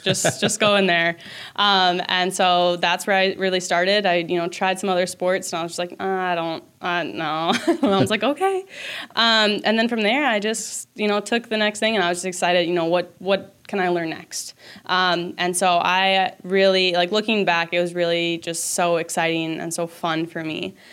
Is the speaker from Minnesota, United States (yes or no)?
yes; Minnesota, United States; I'm from Minnesota. My family is from here